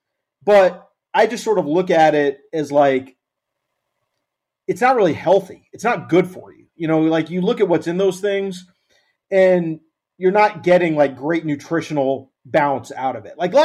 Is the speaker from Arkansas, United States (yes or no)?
yes; Arkansas, United States; moved away; I'm from Arkansas originally. Go there every now and then to visit family